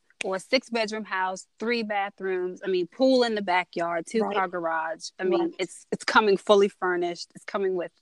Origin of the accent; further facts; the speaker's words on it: Maryland, United States; also born or lived in Silver Spring, Maryland; I'm from Maryland